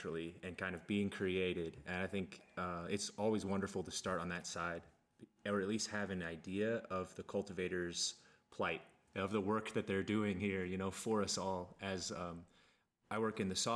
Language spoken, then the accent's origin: English; Kansas, United States; I grew up in Kansas